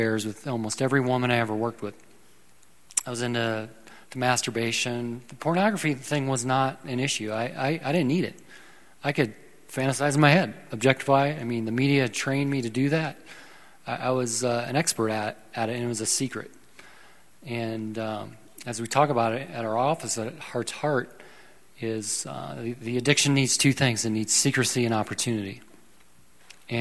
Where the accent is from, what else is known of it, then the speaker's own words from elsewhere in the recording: South Dakota, United States; moved away; Originally, I was born and raised in South Dakota.